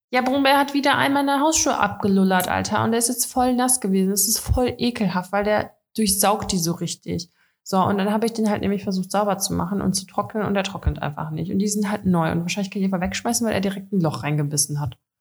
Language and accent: German; Dortmund, North Rhine-Westphalia, Germany; also ich komme aus Dortmund